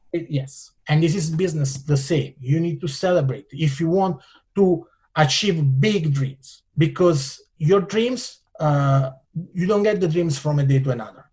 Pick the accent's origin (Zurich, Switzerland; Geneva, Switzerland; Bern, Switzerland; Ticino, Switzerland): Ticino, Switzerland; Italian Switzerland; English is a second language; moved away as an adult; now in California, United States; I come from Italian Switzerland. You know, is you know in south of Switzerland, which is north of Italy